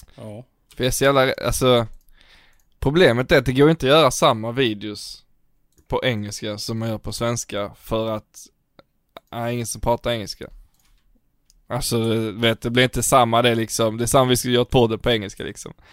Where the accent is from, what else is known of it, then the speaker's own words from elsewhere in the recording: Sweden; som svensk